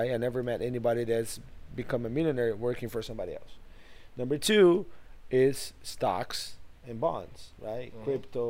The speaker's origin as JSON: {"language": "English", "country": "Brazil", "also_born_or_lived": "New York", "moved": "as an adult", "lives_now": "Houston, United States", "said": "I came to the United States in 1998."}